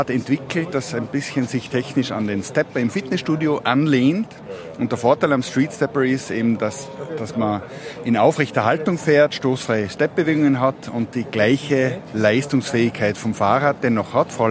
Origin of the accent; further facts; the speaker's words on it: Mayrhofen, Tyrol, Austria; born there; gebürtig aus Mayhofen im Zillertal.